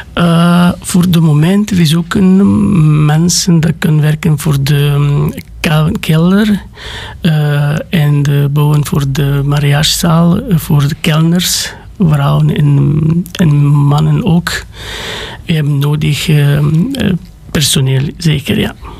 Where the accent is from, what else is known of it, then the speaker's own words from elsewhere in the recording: Sântana, Arad County, Romania; Dutch is a second language; moved away as an adult; now in Belgium; ik ben gekomen van Roemenië, van Arad, in de kleine stad van Santana, maar dat komt van de regio Arad